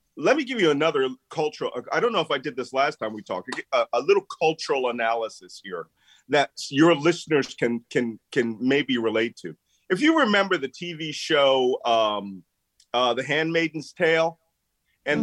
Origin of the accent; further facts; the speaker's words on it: Philadelphia, Pennsylvania, United States; moved away; also born or lived in South Carolina / upstate New York; I grew up in Philadelphia